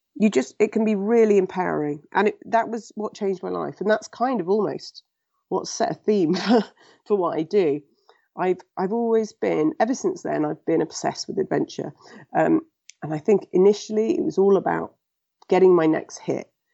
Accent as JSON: {"language": "English", "region": "England", "country": "United Kingdom", "tie": "born or raised there", "said": "I was born in England and raised in England."}